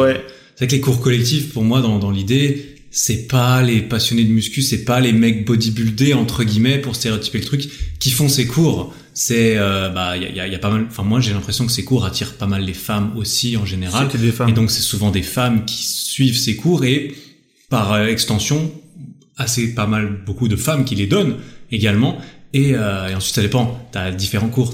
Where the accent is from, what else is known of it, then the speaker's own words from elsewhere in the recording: Switzerland; je viens de Suisse